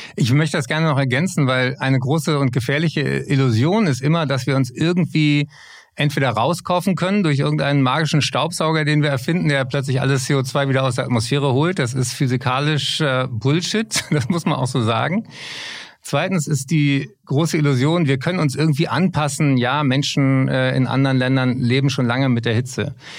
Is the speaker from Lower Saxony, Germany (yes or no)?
no; Berlin, Germany; Berlin, meine Heimatstadt